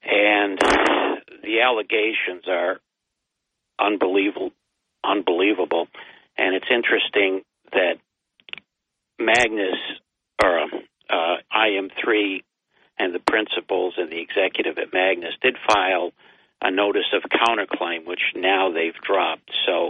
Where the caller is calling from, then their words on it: Binghamton, New York, United States; I was … from Binghamton.